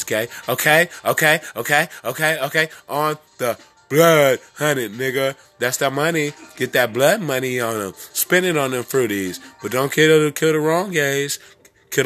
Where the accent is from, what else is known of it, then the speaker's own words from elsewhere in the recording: California, United States; also born or lived in Prince George's County, Maryland; now in Maryland, United States; I'm from California, but I'm local in Maryland, in the DMV